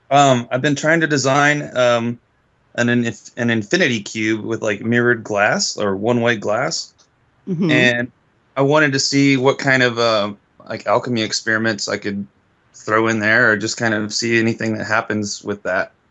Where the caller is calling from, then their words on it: Austin, Texas, United States; Uh, Austin, Texas.